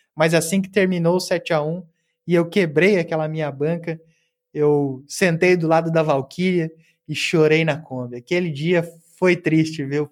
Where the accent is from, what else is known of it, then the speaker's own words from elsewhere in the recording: Cascavel, Paraná, Brazil; moved away as an adult; also born or lived in Porto Alegre; Eu estava me mudando de Cascavel, cidade que eu nasci, Cascavel no Paraná, para Porto Alegre